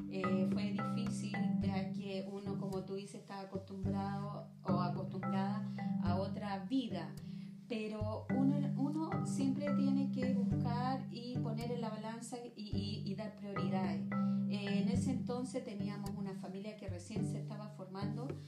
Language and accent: Spanish; Viña del Mar, Valparaíso, Chile; moved away as an adult; now in Los Andes, Chile; hace muchos años atrás nosotros llegamos acá a Los Andes. Eh, yo vengo de Viña